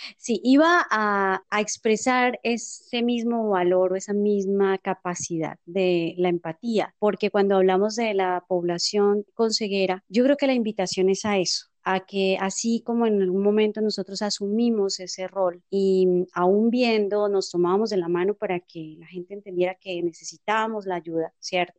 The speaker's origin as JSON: {"language": "Spanish", "country": "Colombia", "said": "como buenos colombianos"}